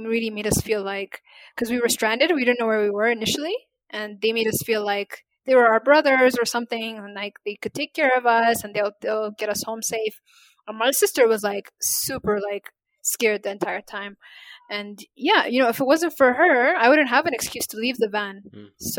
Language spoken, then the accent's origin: English; Ethiopia; first language Amharic; English is a second language; And that means girls or women in my native language, Amharic.